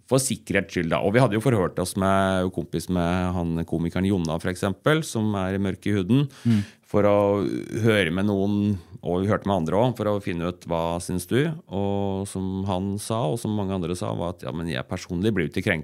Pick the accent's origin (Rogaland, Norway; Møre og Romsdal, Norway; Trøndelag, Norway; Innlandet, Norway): Innlandet, Norway; Eina; now in Kapp, Norway; Jeg er jo opprinnelig fra Eina